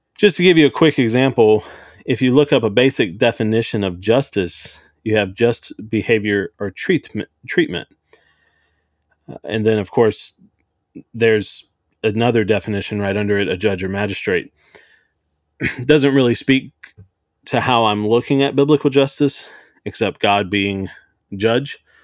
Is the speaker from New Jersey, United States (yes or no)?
no; Cajun, Louisiana, United States; I'm a Caucasian white guy. Uh, I'm a Cajun